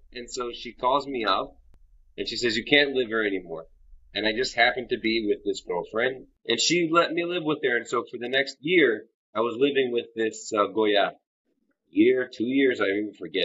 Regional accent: New York City, New York, United States; I grew up in Crown Heights

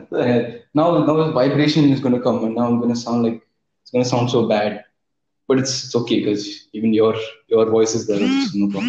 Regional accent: Abu Dhabi, United Arab Emirates; I wasn't brought up in India. Man. I was brought up in Abu Dhabi. So I am Emirati, bro.

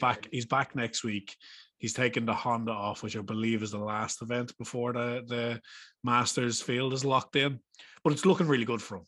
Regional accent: Ireland; we're Irish

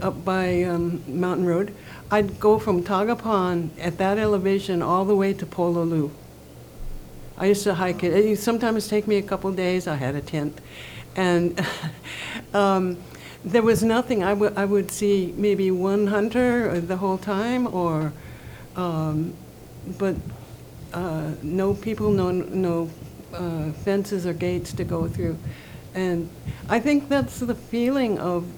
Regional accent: Oahu, Hawaii, United States; now in Kohala, United States; I grew up on Oahu and in a plantation setting, and when I moved here

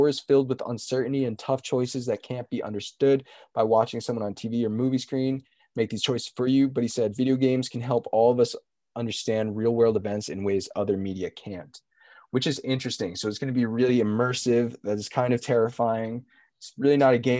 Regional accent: New Jersey, United States; also born or lived in Tennessee; I grew up in New Jersey

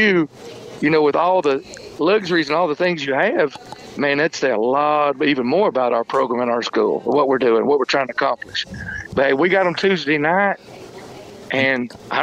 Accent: Kentucky, United States; also born or lived in Toccoa, Georgia; now in Alabama, United States; I was born in Toccoa, Georgia, and then I grew up in Kentucky

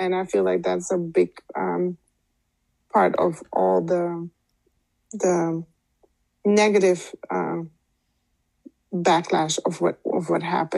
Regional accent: Suriname

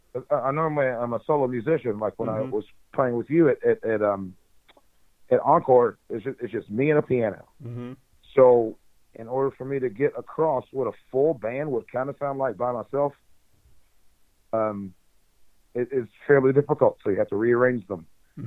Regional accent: Memphis, Tennessee, United States; and I'm from Memphis.

